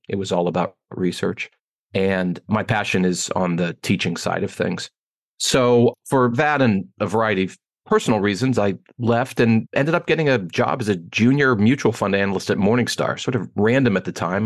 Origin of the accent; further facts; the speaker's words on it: Pittsburgh, Pennsylvania, United States; moved away as an adult; also born or lived in Ann Arbor, Michigan / Washington, D.C.; now in Chicago, United States; I grew up in Pittsburgh, Pennsylvania. I live in Chicago now, but born and raised in Pittsburgh